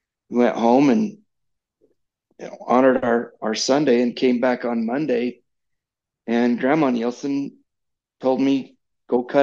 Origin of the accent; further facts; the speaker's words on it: United States; as an American